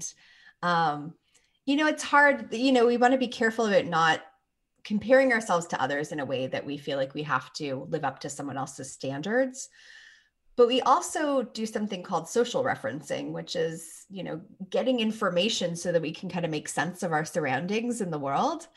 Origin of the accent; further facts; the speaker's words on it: Toronto, Ontario, Canada; moved away; also born or lived in Phoenix, Arizona; I'm from Toronto originally, so I know cold weather, but then I lived in Phoenix for five years